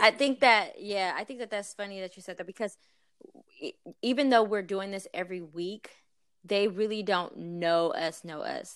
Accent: East St. Louis, Illinois, United States; I was actually born and raised in East Saint Louis, Illinois

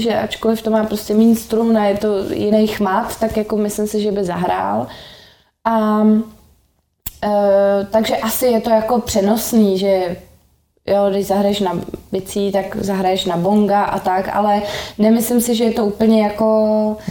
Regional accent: Prague, Czechia; also born or lived in London; já jsem z Prahy 6

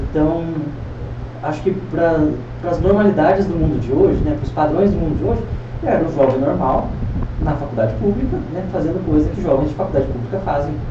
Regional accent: Piracicaba, São Paulo, Brazil; É, não, sou de Piracicaba, né, sou

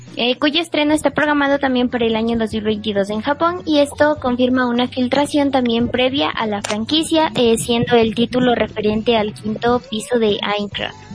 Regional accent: Ecuador; soy de Ecuador

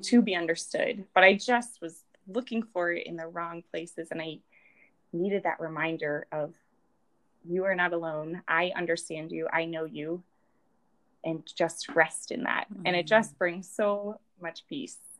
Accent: Rhode Island, United States; now in South Bend, United States; I am from Rhode Island.

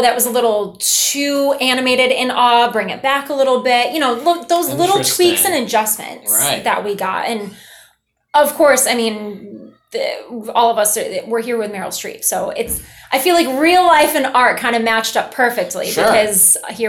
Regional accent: New York, United States; Being that I'm so close to home, being that my hometown's upstate

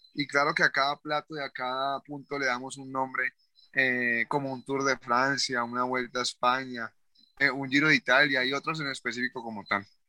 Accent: Cali, Valle del Cauca, Colombia; moved away as an adult; now in Palmira, Colombia; Nosotros no somos palmiranos, somos, somos del Valle del Cauca, en Colombia, pero somos realmente de Cali. Nuestra vida era en Cali.

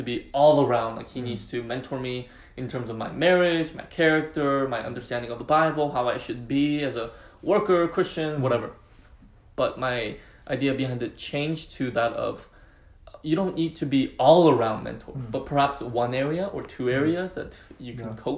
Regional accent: California, United States; I'm from California.

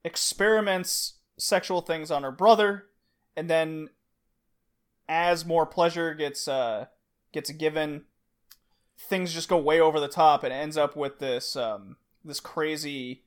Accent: Texas, United States; I grew up in Texas.

